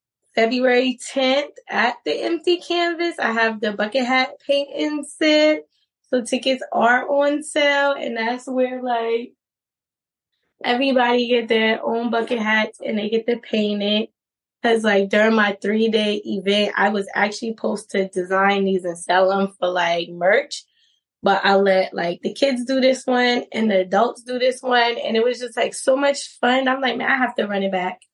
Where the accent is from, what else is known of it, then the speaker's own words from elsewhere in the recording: Charleston, South Carolina, United States; moved away as an adult; also born or lived in New York / Atlanta / Florida; I am from downtown. I am from Charleston. Originally born and raised in Charleston